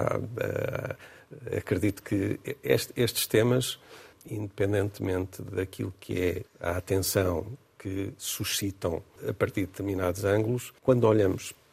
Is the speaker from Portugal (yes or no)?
yes; Portugal; continua a ser a transportadora que eu privilegio, porque sou português